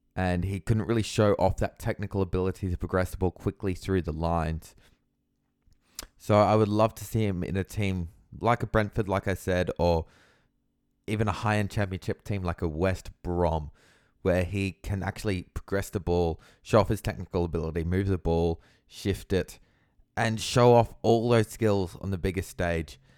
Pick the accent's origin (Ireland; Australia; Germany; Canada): Australia; me as an Australian football fan